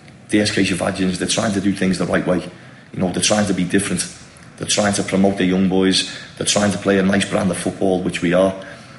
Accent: India; homegrown players for me is Indian local players. You know, we're all from India.

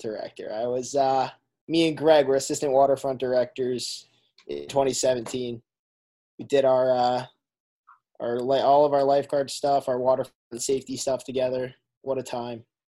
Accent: Shrewsbury, Massachusetts, United States; moved away as an adult; also born or lived in Alabama; I'm from Shrewsbury, Massachusetts, and I just graduated from the University of Alabama

